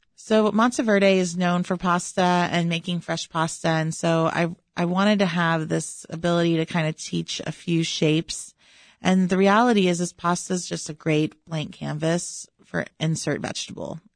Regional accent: Texas, United States; now in Chicago, United States; growing up in Texas

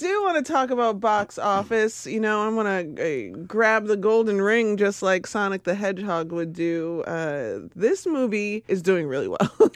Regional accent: Chicago, Illinois, United States; I was born in Inglewood

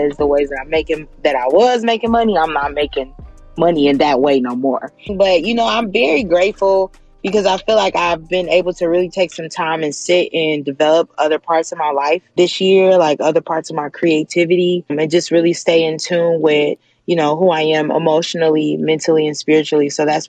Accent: Gary, Indiana, United States; I'm originally from Gary, Indiana.

